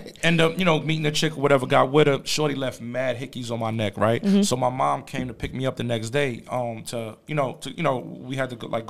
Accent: New York City, New York, United States; I'm originally from Jamaica, Queens, though.

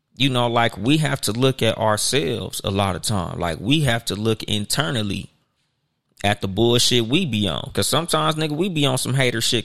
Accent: Compton, California, United States; I had a homeboy, nigga, we grew up with in Compton

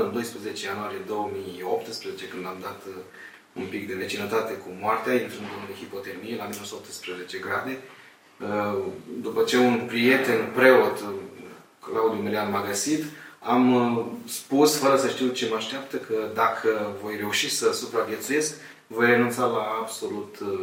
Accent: Moldavia, Romania; sunt un român, un moldovean, sunt căsătorit cu o ardeleancă

